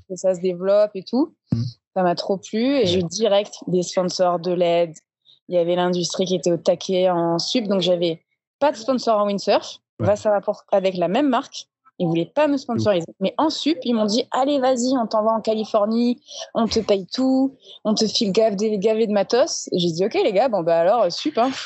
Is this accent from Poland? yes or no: no; Marseille, Provence-Alpes-Côte d'Azur, France; je suis née à Marseille